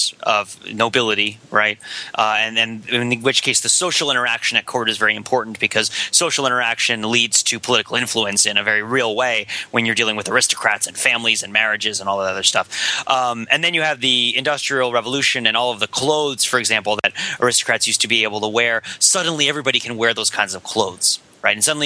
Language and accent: English; New Jersey, United States; in my town, which is kind of in my hometown, kind of an older town in New Jersey